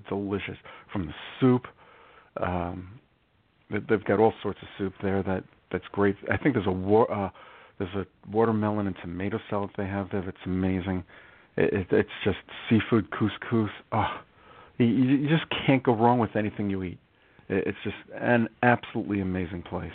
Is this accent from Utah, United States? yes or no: no; New York, United States; now in New Jersey, United States; I grew up in New York, and I live in Jersey now